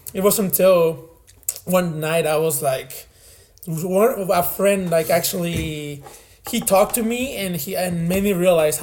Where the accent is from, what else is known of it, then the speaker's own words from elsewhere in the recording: Mexico; moved away as an adult; also born or lived in Laredo, Texas; now in Texas, United States; I was born in Laredo, but I grew up in Mexico